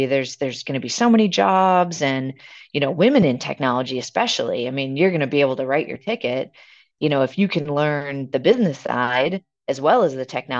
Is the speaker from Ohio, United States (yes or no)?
no; Milwaukee, Wisconsin, United States; So I grew up here actually in Milwaukee, Wisconsin, really only about half a mile away from where I'm sitting today.